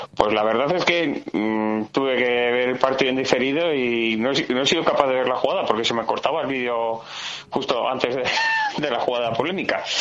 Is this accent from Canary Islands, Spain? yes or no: no; Vitoria-Gasteiz, Basque Country, Spain; somos el reflejo de Vitoria y en Vitoria siempre somos más de criticar que de verlo